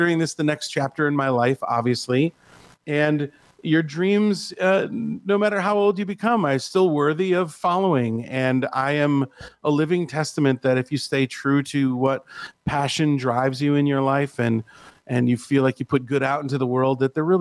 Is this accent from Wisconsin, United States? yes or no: yes; Milwaukee, Wisconsin, United States; moved away as an adult; now in Las Vegas, United States; my hometown of Milwaukee, Wisconsin